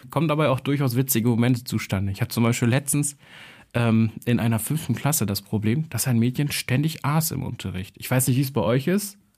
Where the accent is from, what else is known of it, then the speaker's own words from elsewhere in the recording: Kosovo; ich als Kosovare, der jetzt irgendwie sich nicht als besonders nationalstolz, sondern eher als tolerant bezeichnen würde